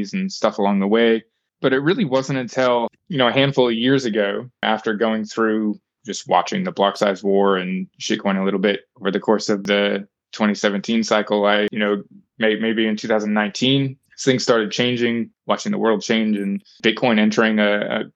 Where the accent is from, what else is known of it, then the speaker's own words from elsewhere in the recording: United States; accent: American; moved away as an adult; now in New Zealand; I was a young American, obviously, you can tell by my accent